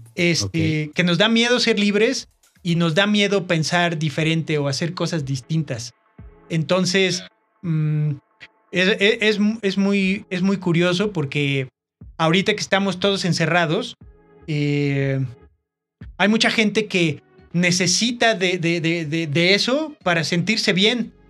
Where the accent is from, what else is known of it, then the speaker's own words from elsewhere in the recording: Mexico; somos mexicanos